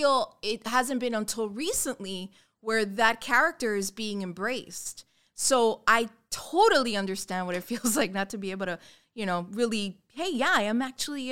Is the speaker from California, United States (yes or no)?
no; Hialeah, Florida, United States; I was from Hialeah